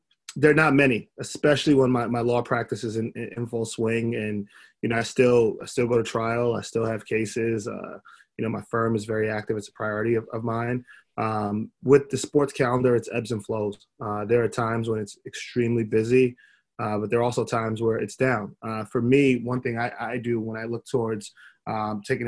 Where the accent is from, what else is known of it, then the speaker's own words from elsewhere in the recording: New York, United States; also born or lived in Miami; growing up in New York, playing basketball at a high level